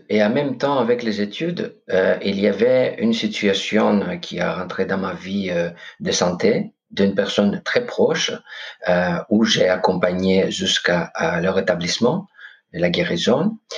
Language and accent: French; Corfu, Ionian Islands, Greece; French is a second language; now in France; moi, je suis grec. Ok, je viens de Corfou, d'une île paradisiaque, ah vraiment.